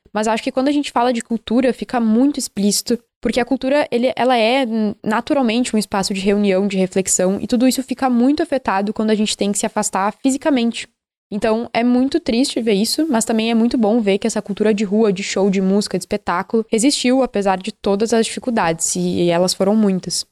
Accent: Porto Alegre, Rio Grande do Sul, Brazil; eu acho essa uma das minhas maiores falhas enquanto porto-alegrense

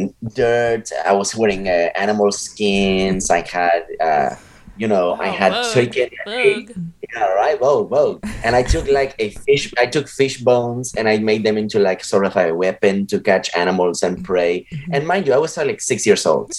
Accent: Puerto Rico; when I was very young, you know, I was growing up in Puerto Rico

